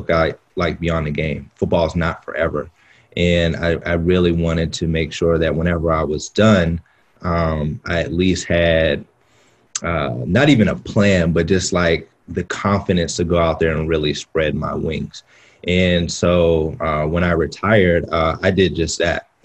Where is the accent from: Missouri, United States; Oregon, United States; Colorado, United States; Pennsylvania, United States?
Pennsylvania, United States; Pittsburgh; I'm from Pittsburgh, Pennsylvania, you know, a small Midwestern city.